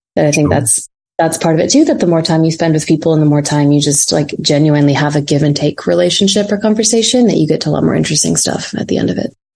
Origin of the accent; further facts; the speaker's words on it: Fargo, North Dakota, United States; now in New York, United States; I grew up in North Dakota